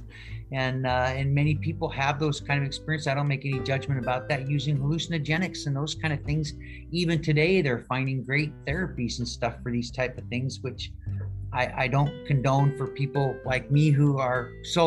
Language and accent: English; Seattle, Washington, United States; I grew up here in Seattle